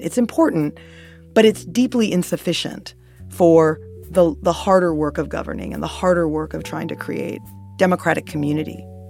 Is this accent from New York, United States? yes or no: yes; New York City, New York, United States; as a New Yorker